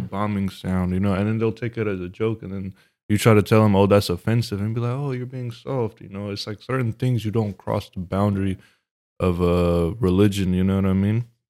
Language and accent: English; Stockton, California, United States; we are from Stockton